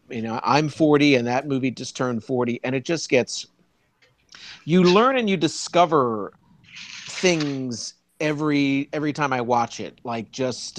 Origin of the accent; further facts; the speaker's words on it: Wilmington, Delaware, United States; moved away as an adult; also born or lived in Philadelphia, Pennsylvania; now in New York, United States; I grew up in Wilmington, Delaware